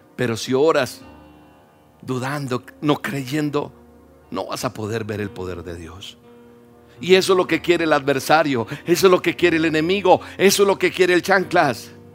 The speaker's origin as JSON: {"language": "Spanish", "country": "Colombia", "said": "Yo soy colombiano."}